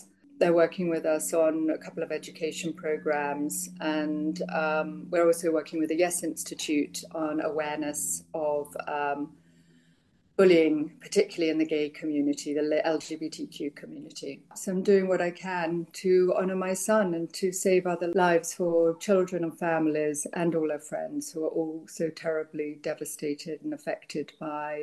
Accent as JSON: {"language": "English", "region": "England", "country": "United Kingdom", "tie": "born or raised there", "moved": "yes", "lives_now": "United States", "said": "I grew up in England, so there was no chance of me even seeing a gun"}